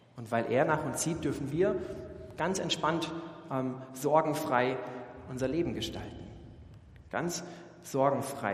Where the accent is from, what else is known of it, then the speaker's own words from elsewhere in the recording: Germany; als Deutsche